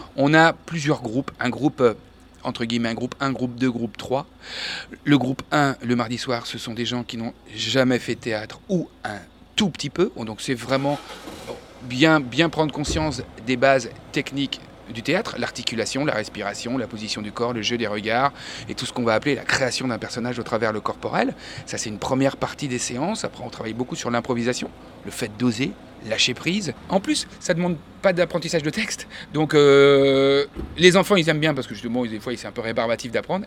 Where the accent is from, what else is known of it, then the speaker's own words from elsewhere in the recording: Angers, Pays de la Loire, France; faire ce métier ici, chez nous, aussi à Angers